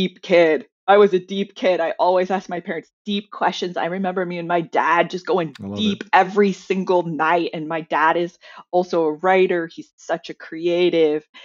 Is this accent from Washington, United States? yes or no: yes; Seattle, Washington, United States; moved away as an adult; also born or lived in China; I'm also from Seattle